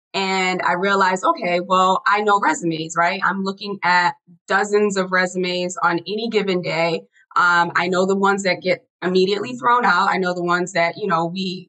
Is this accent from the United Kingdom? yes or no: no; Haiti; moved away; I'm an immigrant. I was born in Haiti.